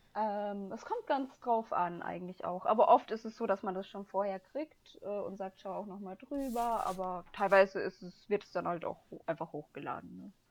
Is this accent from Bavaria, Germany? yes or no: yes; Upper Bavaria, Germany; moved away as an adult; now in Bonn, Germany; ich komme ja eigentlich aus Oberbayern